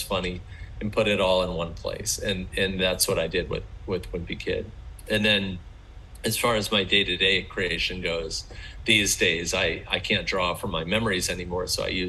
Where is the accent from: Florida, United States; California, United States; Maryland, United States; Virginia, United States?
Maryland, United States; I grew up in Maryland.